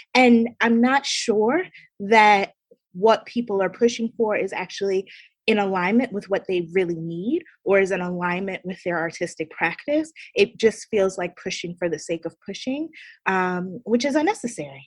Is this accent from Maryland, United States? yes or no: yes; Baltimore, Maryland, United States; moved away as an adult; now in New York City, United States; I'm born and raised in Baltimore, Maryland, um, but have been in New York City ever since I came here for college at Barnard College